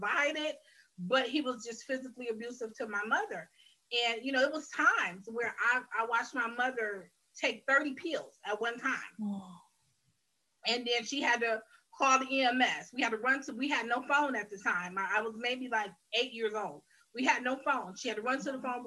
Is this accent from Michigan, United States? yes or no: yes; Detroit, Michigan, United States; I am originally from Detroit, Michigan, raised here